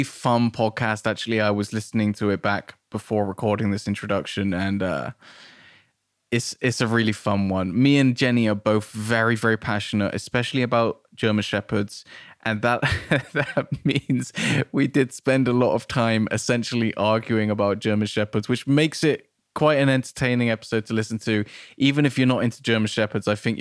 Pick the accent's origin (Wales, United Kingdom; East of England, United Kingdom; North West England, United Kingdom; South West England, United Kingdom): South West England, United Kingdom; Nailsea; moved away as an adult; now in Bristol, United Kingdom; I grew up in Nailsea